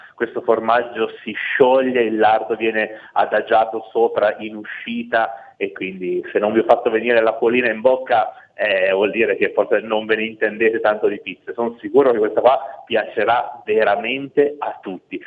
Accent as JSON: {"language": "Italian", "region": "Piedmont", "country": "Italy", "said": "Io da buon piemontese adoro il vitello tonnato, è proprio un altro prodotto tipico d'eccellenza della mia regione"}